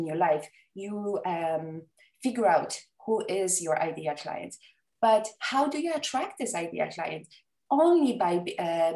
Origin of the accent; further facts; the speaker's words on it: Poland; English is a second language; moved away; I was born and raised in Poland. English is not my first language